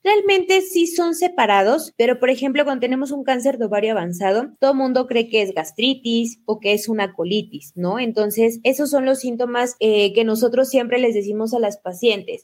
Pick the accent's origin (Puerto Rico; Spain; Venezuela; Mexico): Mexico; moved away as an adult; now in Ecuador; yo soy mexicana, ahora resido en Ecuador y bueno, toda mi formación fue en México